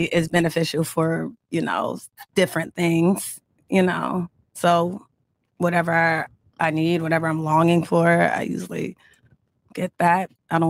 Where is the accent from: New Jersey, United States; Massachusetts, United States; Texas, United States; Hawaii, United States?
New Jersey, United States; moved away as an adult; now in Miami, United States; I'm from Jersey. South Jersey.